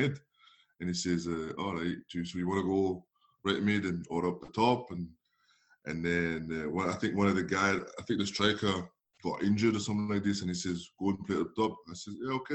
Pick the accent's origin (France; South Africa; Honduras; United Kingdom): France; Paris, Île-de-France; moved away; I was obviously from Paris